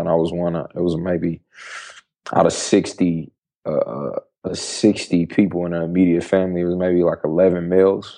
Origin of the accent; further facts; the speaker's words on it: Dayton, Ohio, United States; moved away; also born or lived in Syracuse, New York; I was born in Syracuse, New York, but Dayton, Ohio, West Dayton, Ohio is my home. Um, I grew up in the Midwest